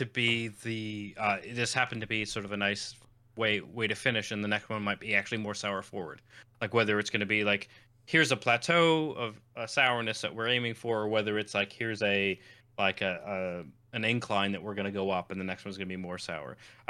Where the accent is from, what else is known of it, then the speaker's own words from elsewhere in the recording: Canada; I'm Canadian, so maybe it's just me, but there's a distinctive note of maple sweetness that I can pinpoint.